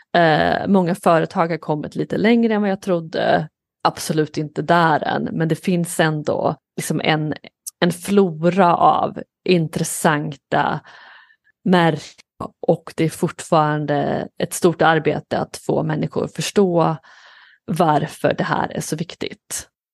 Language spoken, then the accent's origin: Swedish; Skara, Västra Götaland, Sweden; moved away as an adult; now in New York, United States; jag är uppvuxen i en liten stad i Skara i Sverige